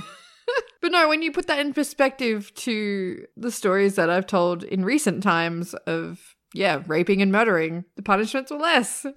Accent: Australia; I'm Australian

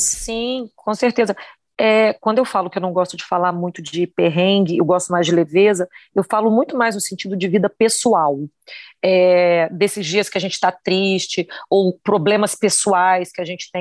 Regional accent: Campos dos Goytacazes, Rio de Janeiro, Brazil; moved away; eu vim de Campos, eu sou do estado do Rio de Janeiro, do interior do estado do Rio de Janeiro

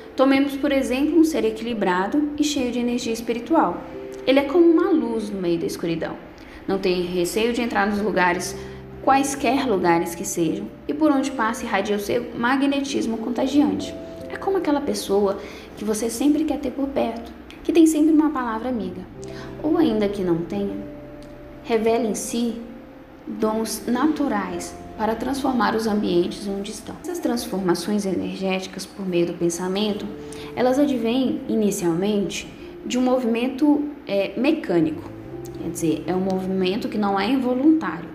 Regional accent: Bocaiúva, Minas Gerais, Brazil; Sou da cidade de Bocaiúva, Minas Gerais.

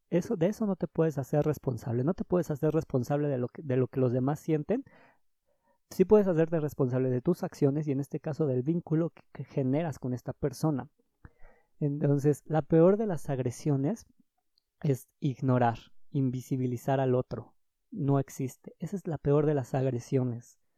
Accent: Mexico City, Mexico; soy de Ciudad de México y el semáforo rojo nos alcanzó.

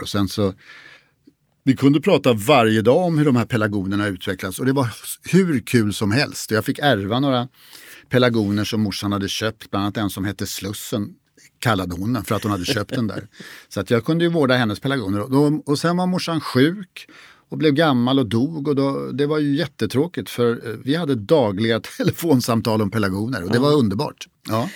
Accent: Stockholm, Stockholm County, Sweden; jag är uppvuxen i Stockholm

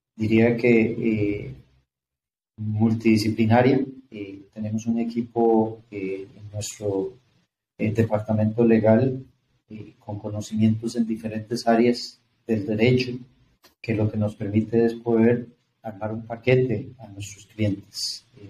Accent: Costa Rica; lo esté diciendo yo como tico, como costarricense

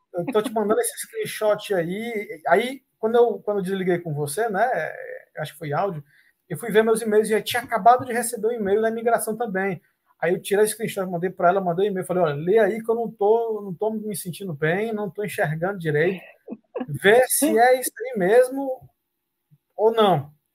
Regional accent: Fortaleza, Ceará, Brazil; moved away as an adult; now in Canada; eu sou de Fortaleza, no Ceará

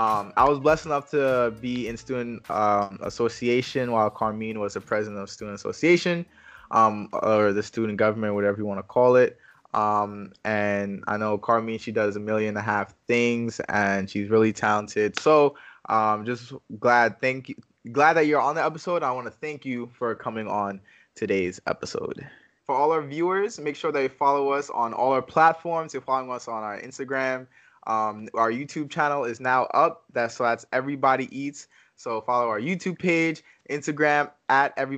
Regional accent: Haiti; I'm Haitian over here.

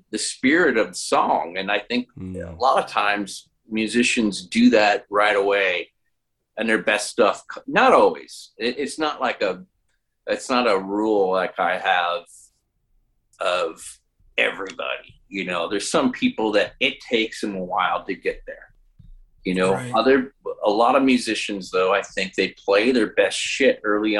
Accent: Chicago, Illinois, United States; moved away as an adult; now in southern Illinois, United States; I'm originally from Chicago, but I've lived down here now for 7 years.

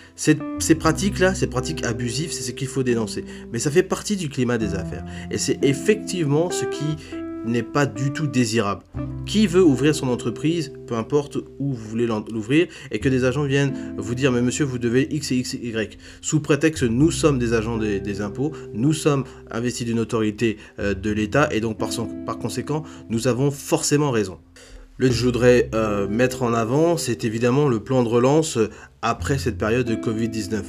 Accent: Republic of the Congo; je suis congolais moi-même

